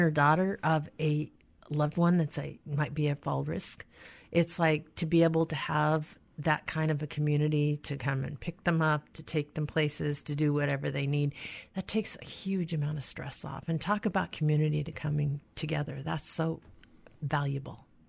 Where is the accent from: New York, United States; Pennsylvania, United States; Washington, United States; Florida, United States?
Washington, United States; Skagit County; I grew up in Skagit County